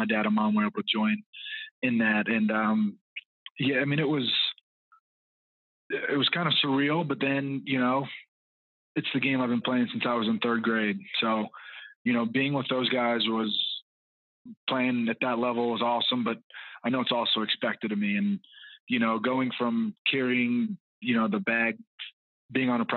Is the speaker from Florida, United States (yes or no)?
yes; Orlando, Florida, United States; moved away as an adult; also born or lived in South Carolina / Atlanta, Georgia; I was born and raised in Orlando, Florida, played my college ball at South Carolina